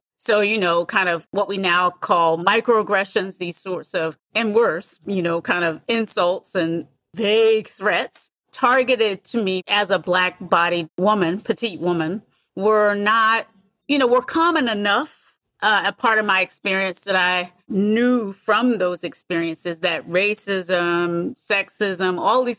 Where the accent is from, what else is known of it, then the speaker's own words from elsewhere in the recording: United States; also born or lived in North Carolina / San Francisco, California; I grew up in the United States